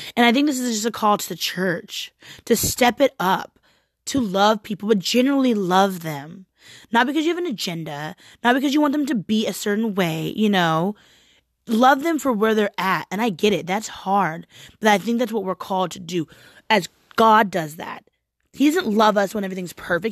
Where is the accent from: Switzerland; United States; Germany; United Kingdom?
United States; Portland; I'm from Portland